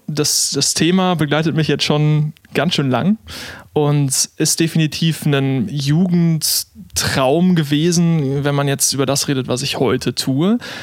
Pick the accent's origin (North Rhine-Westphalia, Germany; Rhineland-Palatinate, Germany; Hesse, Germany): North Rhine-Westphalia, Germany; Olpe; moved away as an adult; also born or lived in Karlsruhe; als Sauerländer